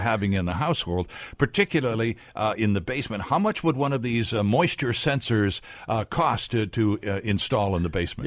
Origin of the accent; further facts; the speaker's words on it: Ontario, Canada; also born or lived in Metro Vancouver; now in Vancouver, Canada; I grew up in Ontario